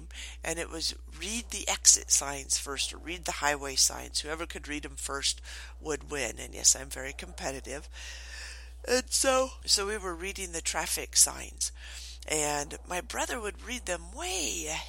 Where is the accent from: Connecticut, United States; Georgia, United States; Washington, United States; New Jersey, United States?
Washington, United States; Morton; also born or lived in Twin Falls, Idaho; I was born in Twin Falls, Idaho, but I grew up in Morton, Washington on a dairy farm.